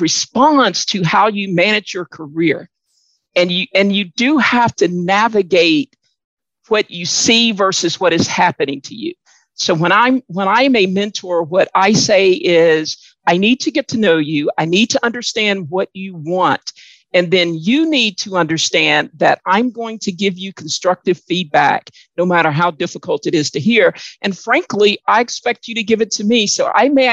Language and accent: English; Mississippi, United States; growing up in the South, in Mississippi, in a large family